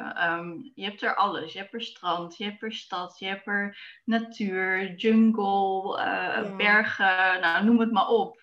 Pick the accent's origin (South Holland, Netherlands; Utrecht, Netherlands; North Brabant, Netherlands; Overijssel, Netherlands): Overijssel, Netherlands; Zwolle; Ik ehm, ben geboren in Zwolle. En eh, daar ben ik opgegroeid samen met mijn broers en ouders.